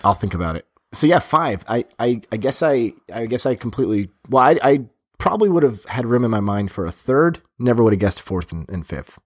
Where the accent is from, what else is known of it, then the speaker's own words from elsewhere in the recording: Boston, Massachusetts, United States; I'm from Boston